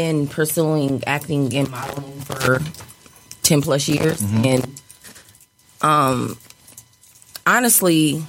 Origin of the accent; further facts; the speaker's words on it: Battle Creek, Michigan, United States; I cannot deny where I'm from. I'm from Battle Creek, Michigan, and I have been commuting for over 10 years.